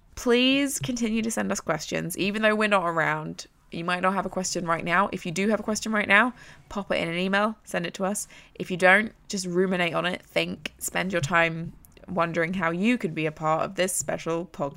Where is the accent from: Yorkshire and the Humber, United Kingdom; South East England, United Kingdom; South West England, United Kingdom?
South East England, United Kingdom; accent: slightly American accent; also born or lived in Southampton / London; I have a very weird accent. I am from England. I'm from Surrey. I've only ever lived in Surrey, then Southampton, and then London. So all in the south of England.